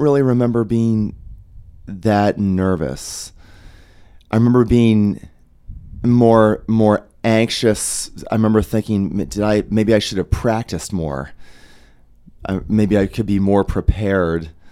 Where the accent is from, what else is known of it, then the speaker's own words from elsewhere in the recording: Denver, Colorado, United States; I'm from Denver.